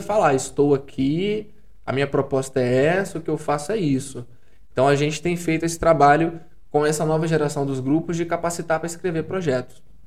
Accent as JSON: {"language": "Portuguese", "town": "São Mateus", "region": "Espírito Santo", "country": "Brazil", "said": "eu venho de São Mateus, no norte do estado"}